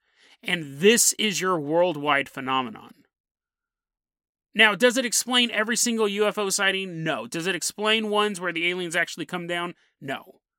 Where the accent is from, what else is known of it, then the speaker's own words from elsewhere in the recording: Citrus Heights, California, United States; I remember because I grew up in Citrus Heights. Like, I actually grew up all over California, but I found my way back to Citrus Heights when I was 16, 17 years old.